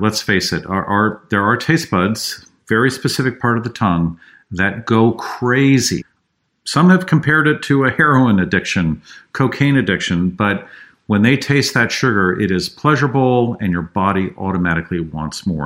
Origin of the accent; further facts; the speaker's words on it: San Francisco, California, United States; I grew up in San Francisco, drank the water.